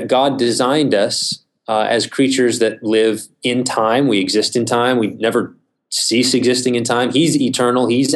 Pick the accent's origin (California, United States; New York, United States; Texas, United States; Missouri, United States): Texas, United States; Midland; I'm originally from West Texas. I grew up in Midland, spent my whole life there up until college